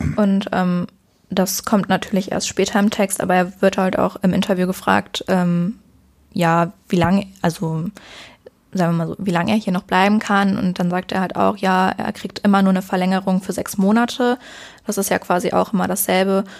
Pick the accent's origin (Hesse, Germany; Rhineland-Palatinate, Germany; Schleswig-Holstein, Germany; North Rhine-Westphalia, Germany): North Rhine-Westphalia, Germany; near Cologne; ich komme jetzt nicht direkt aus Köln, aber aus der Nähe von Köln und pendel dann hin und her